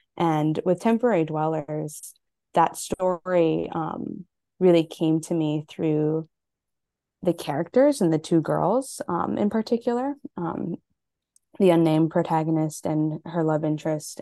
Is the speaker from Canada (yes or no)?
no; Hawaii, United States; I'm Native Hawaiian and Japanese